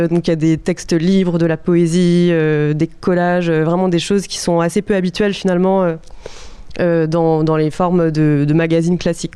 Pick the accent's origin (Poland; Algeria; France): France; countryside around Lyon, Auvergne-Rhône-Alpes; moved away; je venais de, la campagne de Lyon